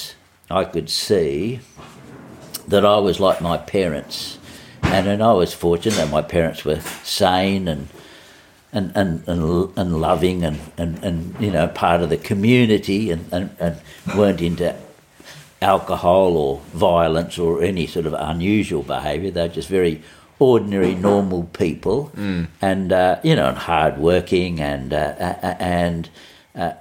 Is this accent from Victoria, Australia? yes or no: no; Sydney, New South Wales, Australia; I grew up in Sydney in the eastern suburbs